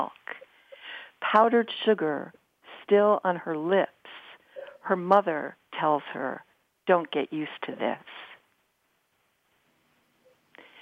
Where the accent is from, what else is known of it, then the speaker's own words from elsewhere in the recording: New York City, New York, United States; I grew up in New York City